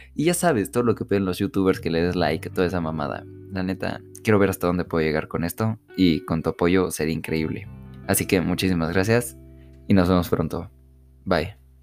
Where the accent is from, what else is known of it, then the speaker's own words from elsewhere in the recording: Mexico; las familias de acá de México, yo soy de México